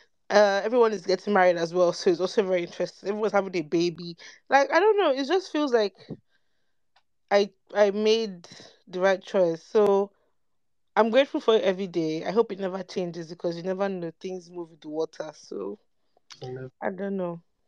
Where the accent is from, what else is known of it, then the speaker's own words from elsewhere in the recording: Nigeria; Like, it's not just about being Nigerian and Black.